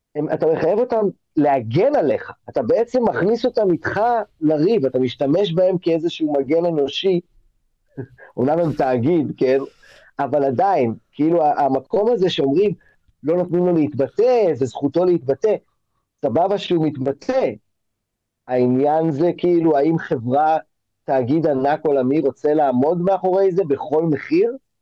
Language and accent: Hebrew; Tel Aviv, Tel Aviv District, Israel; also born or lived in Los Angeles; אני כתל אביבי, אה, אה, שנולדתי בתל אביב, אז יש גם כל מיני אנשים שהיו איתי מהיסודי עד התיכון